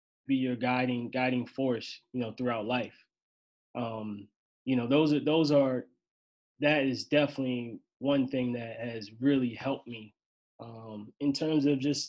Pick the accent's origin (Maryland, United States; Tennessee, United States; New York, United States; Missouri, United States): Maryland, United States; moved away as an adult; also born or lived in Baltimore, Maryland / Vermont; now in Binghamton, United States; I left my hometown, Maryland